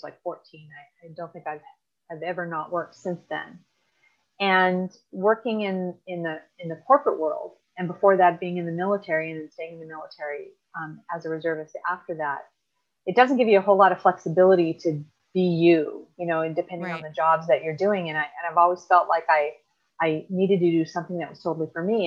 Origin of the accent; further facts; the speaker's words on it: the Valley, California, United States; now in Orange County, United States; I currently I live in Orange County. I grew up in the Valley with the rest of my siblings